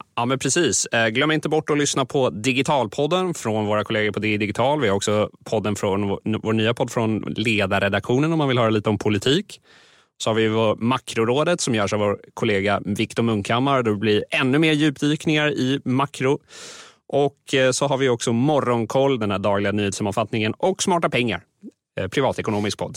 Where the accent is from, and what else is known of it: Sweden